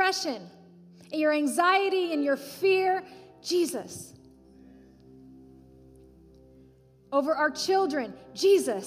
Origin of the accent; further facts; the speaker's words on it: United States; as American Christians